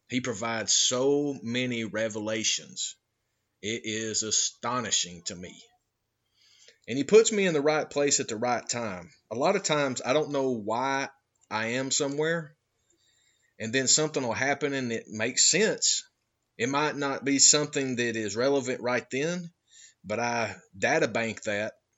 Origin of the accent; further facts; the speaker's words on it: Georgia, United States; moved away; I'm originally from Georgia